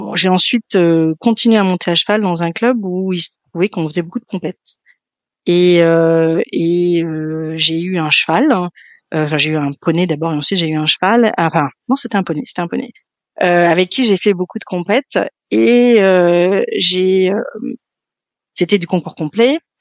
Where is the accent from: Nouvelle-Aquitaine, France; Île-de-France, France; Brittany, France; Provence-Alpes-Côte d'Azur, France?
Île-de-France, France; Paris; moved away; also born or lived in Nantes / England; j'ai été élevée à Paris, euh, dans le centre de Paris